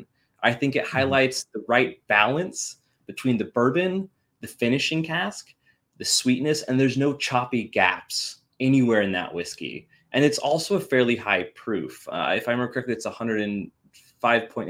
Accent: Washington, United States; I'm from Washington after all

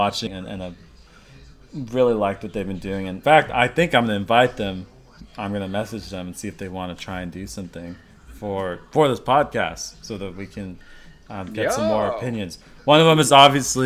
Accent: United States; being an American

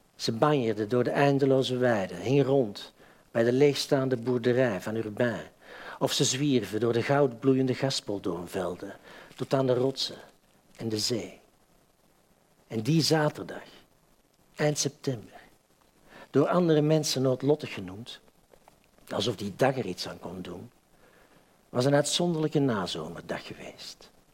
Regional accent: Antwerp, Flanders, Belgium; moved away as an adult; now in Amsterdam, Netherlands; ik ben van Antwerpen.

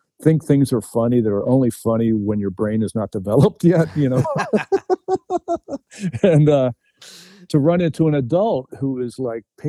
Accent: New Jersey, United States; I grew up in New Jersey, it's right across the river from Philadelphia

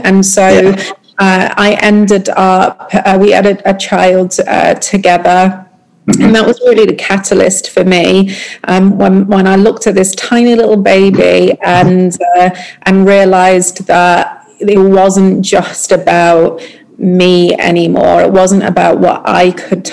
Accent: United Kingdom; moved away; being British

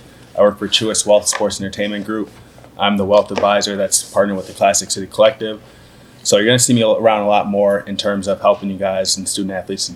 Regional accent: Minnesota, United States; moved away as an adult; now in Georgia, United States; So I'm from Minnesota. I moved down here full time in September.

